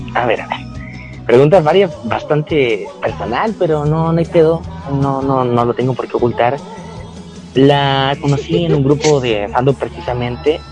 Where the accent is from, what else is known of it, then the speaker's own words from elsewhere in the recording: Chile; yo soy chileno